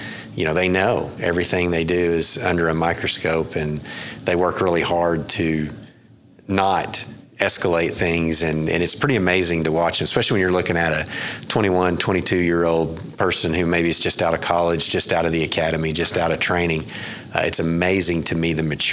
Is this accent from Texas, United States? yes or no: yes; West Texas, United States; now in Oklahoma City, United States; I was born out in West Texas